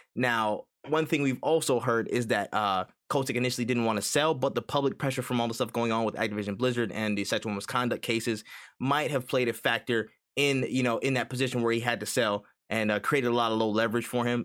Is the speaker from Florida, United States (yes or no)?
no; New York, United States; moved away; I'm from New York originally